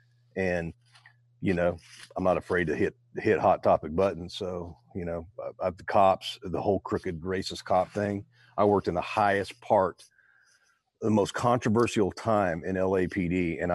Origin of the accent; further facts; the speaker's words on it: Modesto, California, United States; I was born in Modesto, North California, raised there. And I stomped around in Oakdale, California is where my stomping grounds were and all up through Bakersfield.